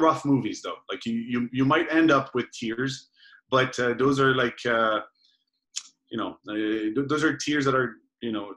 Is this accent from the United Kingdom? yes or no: no; Belgium; moved away; I'm from Belgium, we both live here